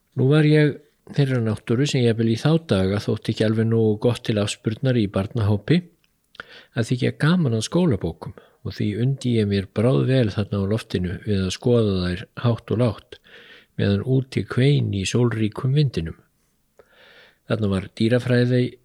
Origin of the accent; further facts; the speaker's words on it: Iceland; okkur Íslendingum